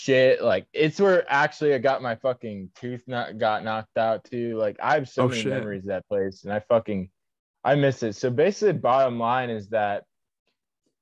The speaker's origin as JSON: {"language": "English", "town": "Fort Myers", "region": "Florida", "country": "United States", "said": "I'm from Fort Myers, Florida"}